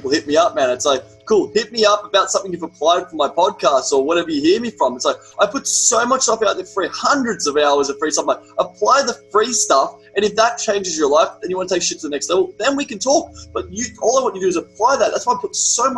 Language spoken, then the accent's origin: English; Australia; accent: Australian; my Australian accent